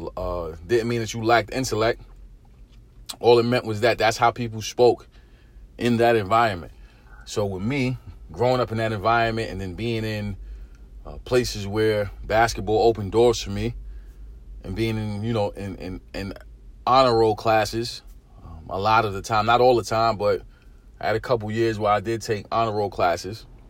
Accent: New York City, New York, United States; Growing up in East New York, Brooklyn, our, our vocabulary was very limited

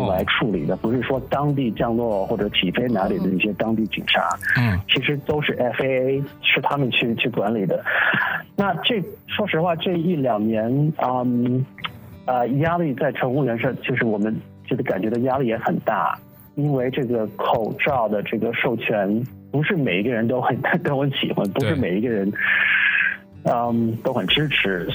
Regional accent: Los Angeles, California, United States; 我是在洛杉矶长大的出生的

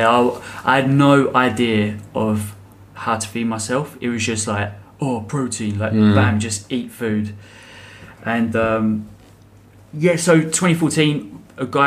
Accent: England, United Kingdom; I'm English.

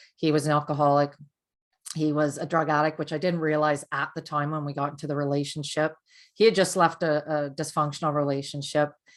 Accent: Canada; I'm from Canada

